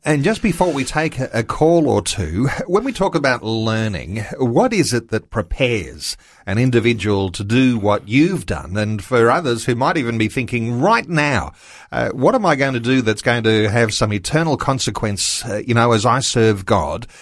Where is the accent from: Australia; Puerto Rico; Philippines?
Australia; I'm an Aussie through and through.